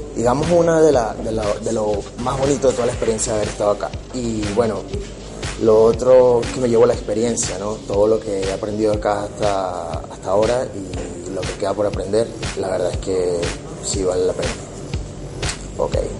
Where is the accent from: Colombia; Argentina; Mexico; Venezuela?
Venezuela; moved away; yo soy de Venezuela